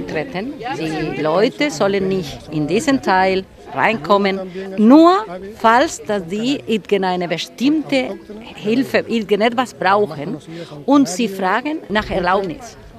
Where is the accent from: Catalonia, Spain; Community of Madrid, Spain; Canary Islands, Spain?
Canary Islands, Spain; Gran Canaria; haben wir die Resort für Touristen hier im Süden, sagen wir, gebaut und im Norden sind wir geblieben zum Leben